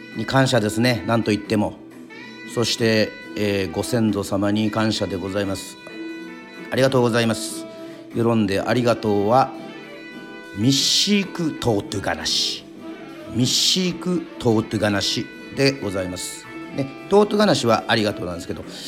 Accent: Yoron, Kagoshima, Japan; 与論島出身

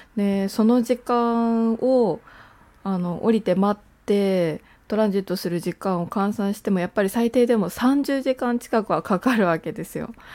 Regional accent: Japan; first language Japanese; 私は日本生まれ日本育ちで学校は全部日本の教育機関を出てあのー、母国語は日本語で育った

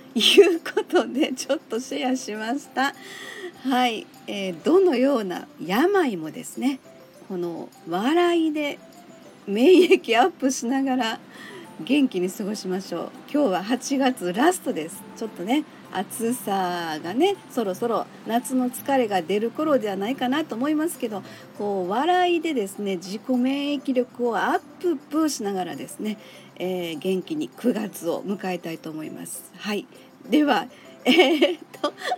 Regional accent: Kansai, Japan; 私生粋の関西人からしましてですね

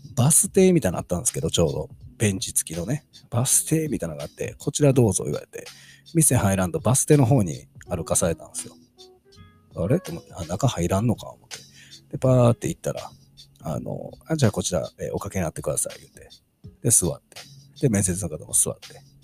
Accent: Kansai, Japan; 関西人なんで

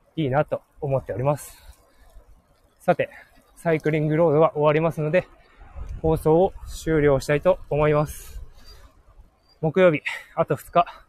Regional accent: Hokkaido, Japan; 僕はすごい、北海道の田舎に育って

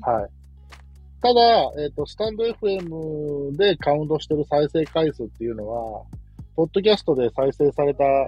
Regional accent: Kansai, Japan; accent: Kansai dialect; also born or lived in Nagoya; 僕関西人なので、これが関西弁なのか

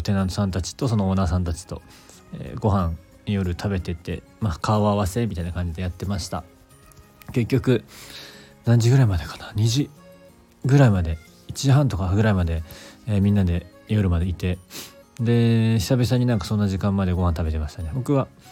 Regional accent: Kobe, Hyogo, Japan; moved away as an adult; now in Awaji Island, Japan; 僕は出身神戸ですけど

